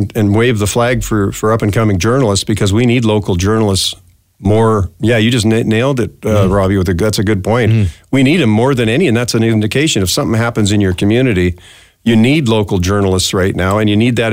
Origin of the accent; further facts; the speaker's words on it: Canada; also born or lived in Minneapolis, United States / Regina, Canada; now in Edmonton, Canada; a Canadian, a transplanted Canadian living there